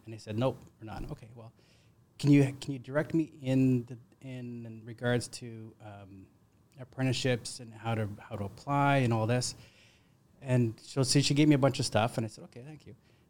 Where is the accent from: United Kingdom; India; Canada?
Canada; British Columbia; now in Ontario, Canada; So I grew up in Northern BC, and my dad was in construction.